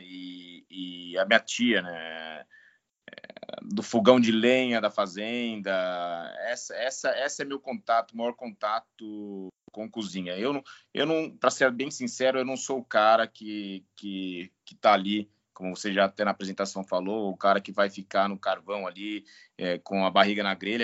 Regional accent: Bebedouro, São Paulo, Brazil; Eu sou natural de Bebedouro, ali da região de, de Barretos. Nasci e vivi na roça até meus 25 anos

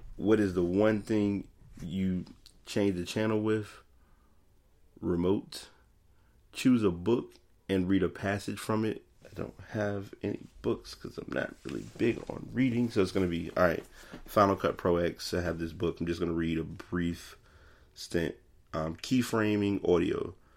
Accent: Richmond, Virginia, United States; I'm from Richmond, Virginia

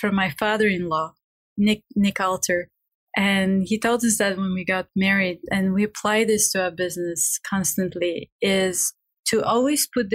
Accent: Bulgaria; English is a second language; moved away; I'm from Bulgaria. English is my not even second language, is my third language.

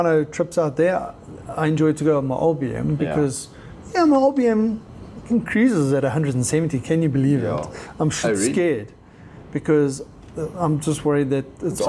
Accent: Witbank, Mpumalanga, South Africa; moved away; I grew up and worked in Witbank for quite a while. And I had some buddies there.

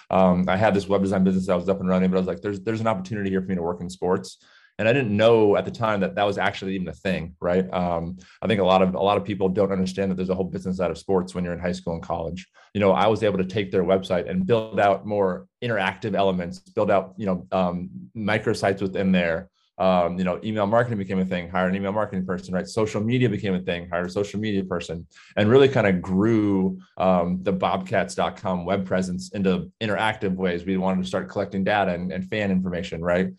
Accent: Southern California, United States; I grew up in Southern California

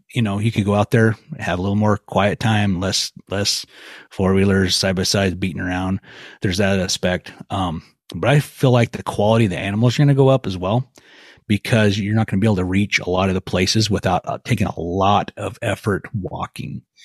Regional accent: Clearwater region of Idaho, United States; the area where I grew up in the Clearwater region of Idaho

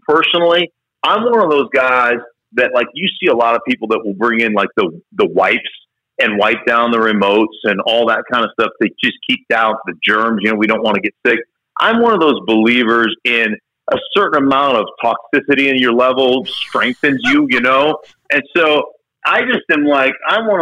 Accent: Alaska, United States; I grew up in Alaska

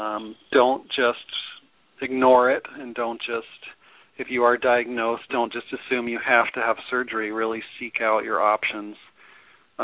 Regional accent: Denver, Colorado, United States; I'm also actually grew up in Denver

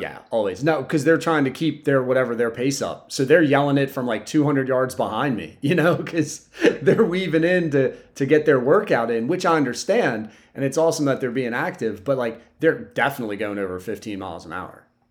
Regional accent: Sussex County, Delaware, United States; I'm from Sussex County, so I don't know any road names

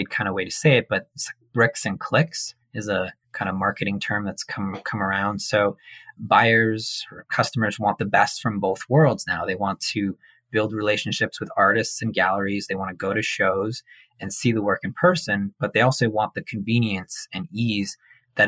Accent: Montreal, Quebec, Canada; now in Toronto, Canada; growing up in Montreal, you're like really, really exposed to art and music and theater. It's a very culturally dynamic city. So I was really lucky to grow up there.

